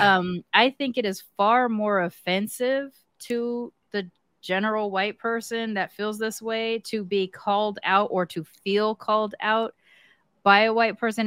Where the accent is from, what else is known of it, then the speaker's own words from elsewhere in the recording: United States; I'm American